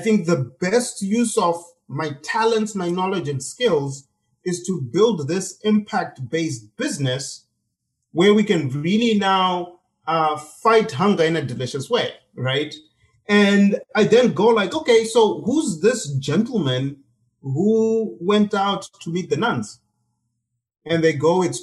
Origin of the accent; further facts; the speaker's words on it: Zimbabwe; moved away; I grew up in Zimbabwe